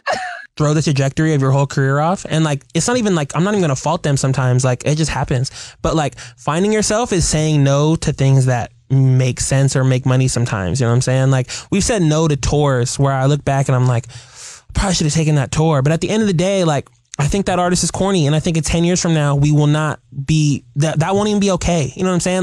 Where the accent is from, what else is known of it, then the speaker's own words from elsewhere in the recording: Seattle, Washington, United States; as a kid growing up in Seattle playing baseball